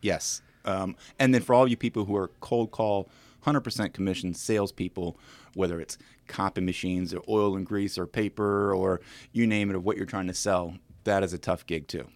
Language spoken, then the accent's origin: English; Williamsburg, Virginia, United States; moved away as an adult; also born or lived in St. Louis; now in Winchester, United States; I'm originally from Williamsburg